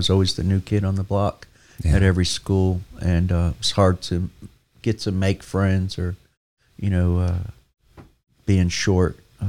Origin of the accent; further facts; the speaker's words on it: Newark, New Jersey, United States; No, I was born and raised in Newark, New Jersey.